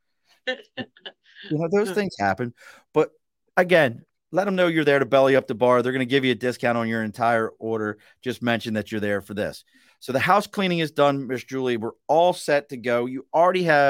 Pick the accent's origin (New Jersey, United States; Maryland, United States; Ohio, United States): Maryland, United States; Baltimore; I grew up in Baltimore.